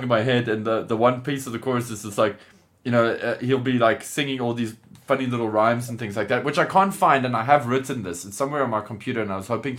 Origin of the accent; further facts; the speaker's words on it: South Africa; As a South African